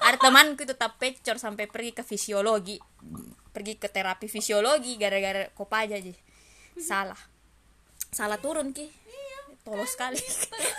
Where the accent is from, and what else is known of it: Makassar, South Sulawesi, Indonesia; moved away; also born or lived in Jakarta